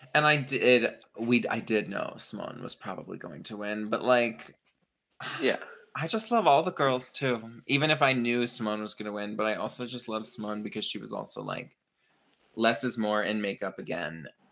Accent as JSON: {"language": "English", "town": "Pittsburgh", "region": "Pennsylvania", "country": "United States", "also_born_or_lived": "New York", "moved": "yes", "said": "we're from Pittsburgh"}